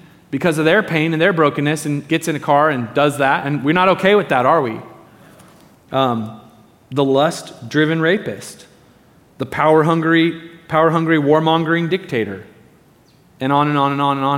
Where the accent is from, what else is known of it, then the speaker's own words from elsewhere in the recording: Medford, Oregon, United States; I grew up in Medford, down in Southern Oregon